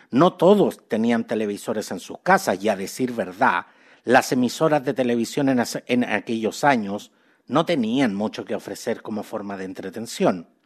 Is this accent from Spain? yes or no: no; Chile; Los chilenos somos súper buenos para, admirar cuánto talento foráneo existe